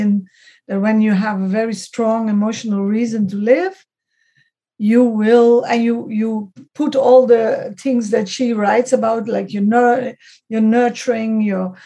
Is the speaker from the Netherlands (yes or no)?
yes; Netherlands; also born or lived in Switzerland; I was born in the Netherlands, brought up, but I'm from double nationality, German and Dutch